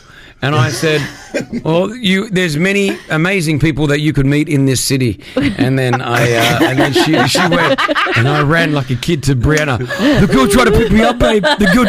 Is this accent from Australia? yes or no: yes; Australia; moved away; I'm Australian, but I'm Lebanese.